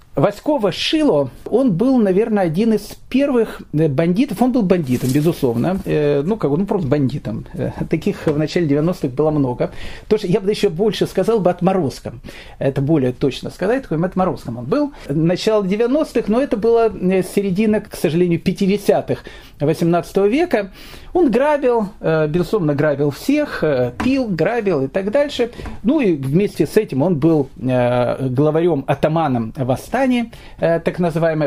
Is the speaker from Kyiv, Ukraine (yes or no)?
yes; Kyiv, Ukraine; moved away; я сам родом из Киева